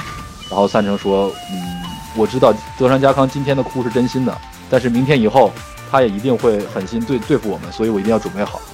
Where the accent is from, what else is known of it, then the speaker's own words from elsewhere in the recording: China; 作为一个中国人来说